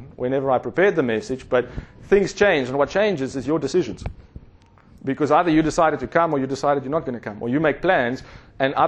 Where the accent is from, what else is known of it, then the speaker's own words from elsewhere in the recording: South Africa; growing up in South Africa